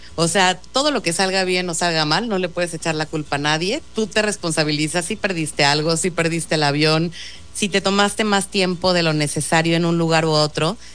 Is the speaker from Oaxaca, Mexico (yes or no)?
no; Mexico City, Mexico; yo soy chilanga y he vivido 41 años en la Ciudad de México